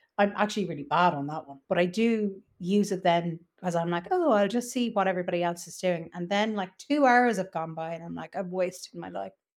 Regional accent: Ireland; I was from Ireland

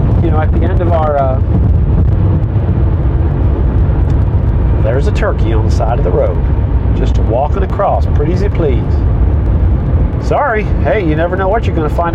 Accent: United States; I began to be more proud of being an American citizen

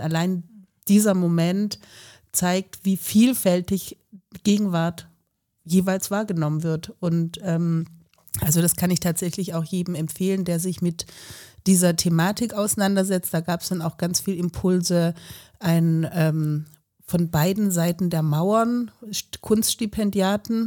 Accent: Southern Germany, Germany; moved away as an adult; also born or lived in Freiburg; now in Leipzig, Germany; Ich komme ja aus Süddeutschland, also das Süddeutsche Land

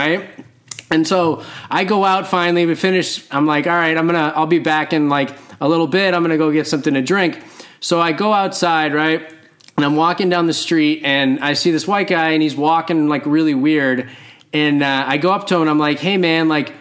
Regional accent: Boston, Massachusetts, United States; also born or lived in Southern California; I'm from Boston. I ran around Boston mostly, or Southern California

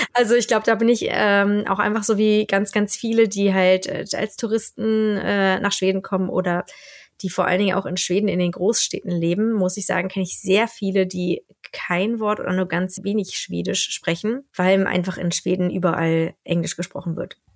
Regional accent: Germany; accent: German; moved away as an adult; now in Sweden; ich habe halt einen schrecklichen deutschen Akzent, den ich auch nicht loskriege

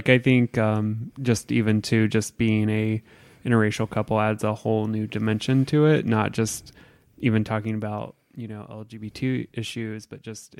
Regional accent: Indiana, United States; And I grew up in a very small rural area in southern Indiana, so predominantly white community

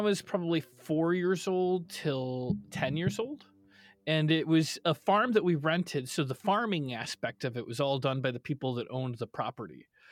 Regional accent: Cary, Illinois, United States; born or raised there

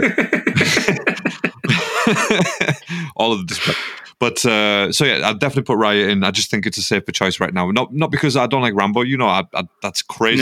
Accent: United Kingdom; we're British.

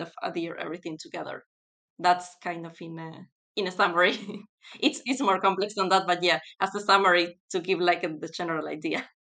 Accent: Buenos Aires, Argentina; moved away as an adult; also born or lived in North Carolina, United States; now in United Kingdom; I'm originally from Argentina, specifically from Buenos Aires.

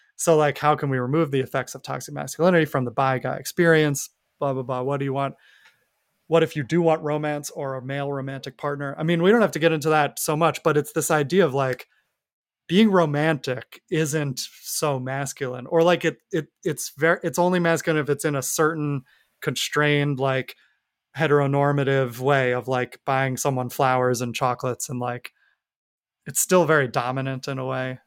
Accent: New York, United States; I grew up in New York

